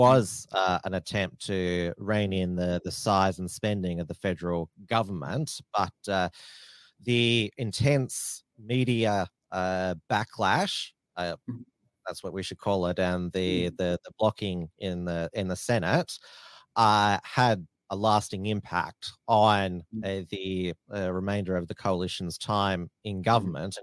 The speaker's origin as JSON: {"language": "English", "region": "Victoria", "country": "Australia", "said": "I'm from Victoria"}